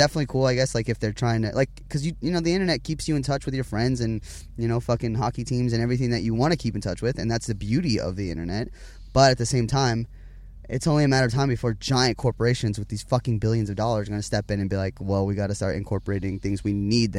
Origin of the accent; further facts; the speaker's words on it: Huntington Beach, California, United States; born there; also born or lived in Las Vegas; I was born in Huntington Beach, California, by my mother and father, obviously.